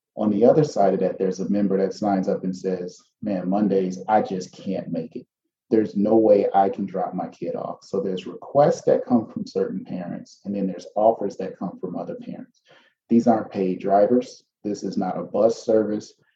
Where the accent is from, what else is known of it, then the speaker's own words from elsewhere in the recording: Chicago, Illinois, United States; We grew up on the South Side, sort of between the South Shore um, and Chatham area